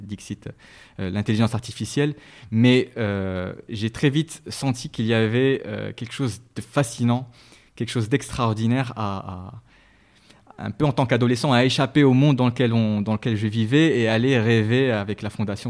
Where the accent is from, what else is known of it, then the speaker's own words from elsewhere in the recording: Rabat, Rabat-Salé-Kénitra, Morocco; also born or lived in Meknes; Alors j'ai grandi, je suis né à Meknes et j'ai mhm. grandi à Rabat, donc j'ai passé la plupart euh, de mon temps à Rabat